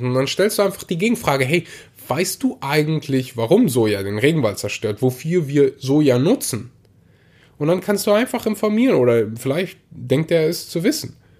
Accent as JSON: {"language": "German", "region": "Rhineland", "country": "Germany", "tie": "born or raised there", "said": "bei uns im Rheinland so war, aber wir hatten in der Grundschule immer so eine Milch"}